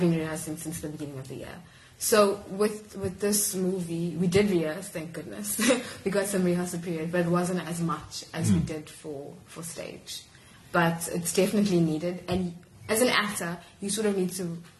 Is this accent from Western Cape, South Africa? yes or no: no; Durban, KwaZulu-Natal, South Africa; moved away as an adult; also born or lived in Grahamstown, South Africa; now in Cape Town, South Africa; I'm originally from Durban